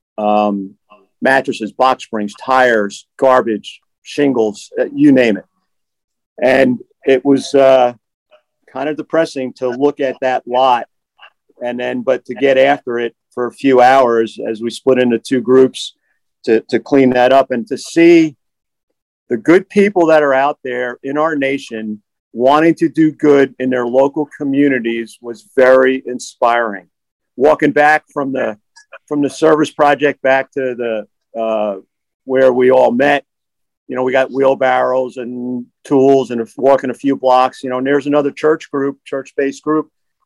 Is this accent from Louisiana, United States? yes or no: no; New Jersey, United States; I'm from Jersey